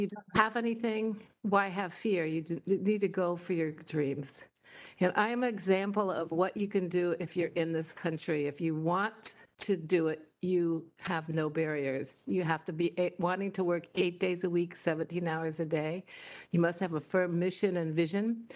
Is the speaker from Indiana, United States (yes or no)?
yes; Indiana, United States; moved away as an adult; now in Washington, United States; I came from Indiana